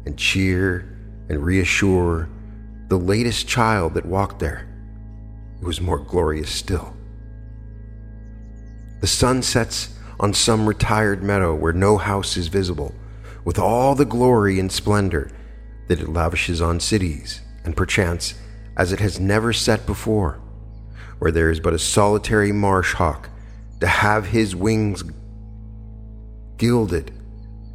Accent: Wyoming, United States; I come from Wyoming, and so I was taught how to hunt at a very young age

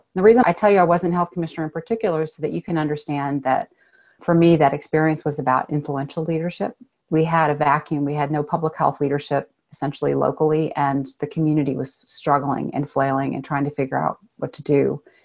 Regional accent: Austin, Texas, United States; growing up in Austin, Texas

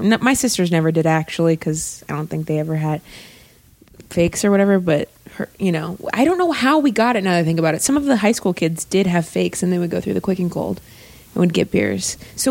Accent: Ohio, United States; I grew up in Ohio

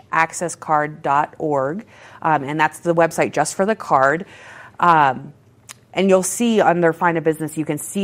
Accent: Maine, United States; now in Colorado, United States; I'm from Maine, so my godsons are back there

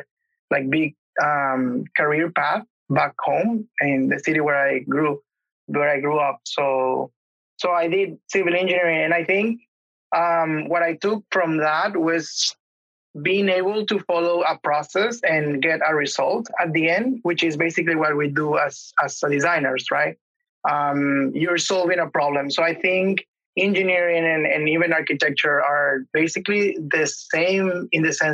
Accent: Venezuela; English is a second language; moved away as an adult; now in Canada; Back home, I'm from Venezuela

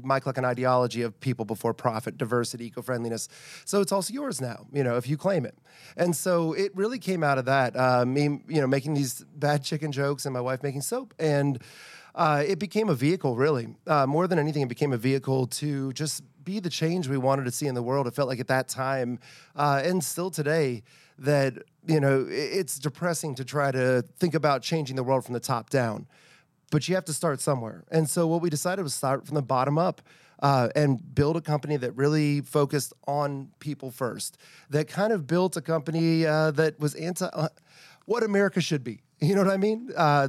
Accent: Virginia, United States; I'm actually from Northern Virginia originally, and Civil War is a huge thing up there.

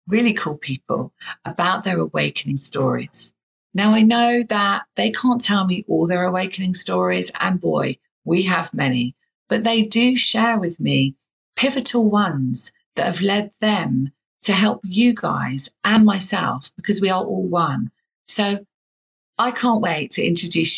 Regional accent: southern England, United Kingdom; accent: southern English; I have a very southern English accent

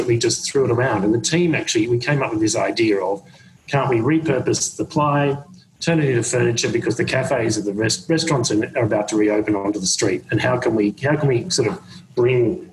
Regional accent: Australia; now in New York, United States; being an Australian and being in New York at this period of time

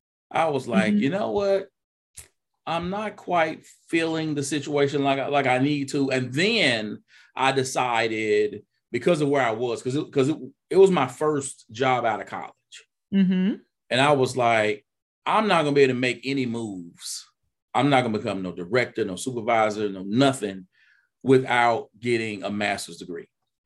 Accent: Mississippi, United States; Well, I mean, you know, I'm originally from Mississippi.

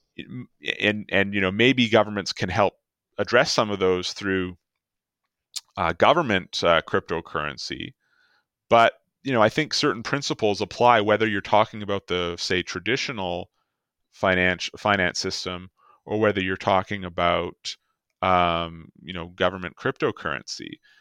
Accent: Canada

